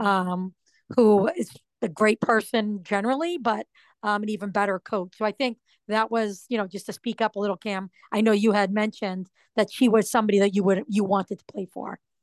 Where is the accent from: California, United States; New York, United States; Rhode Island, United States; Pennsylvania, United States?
Rhode Island, United States; moved away as an adult; also born or lived in Massachusetts; I'm not from Massachusetts. I was from Rhode Island